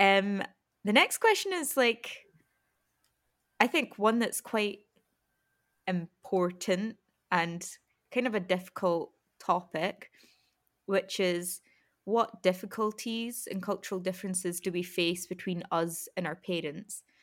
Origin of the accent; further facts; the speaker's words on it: Scotland, United Kingdom; me being Scottish, like, white and East Asian